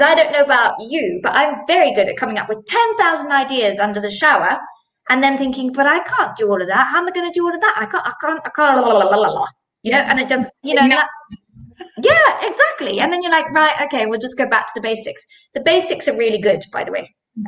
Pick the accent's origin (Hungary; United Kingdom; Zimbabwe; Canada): Zimbabwe; now in Switzerland; I am based in Switzerland, um, but I'm originally from Zimbabwe